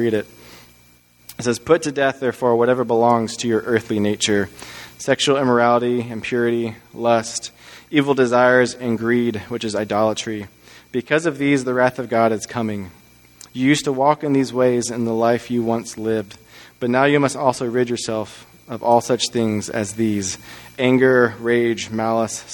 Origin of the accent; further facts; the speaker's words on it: Texas, United States; moved away; I'm originally from Texas, and I went to the University of Texas in Austin because that's where my parents went to school. We grew up as just a Texas family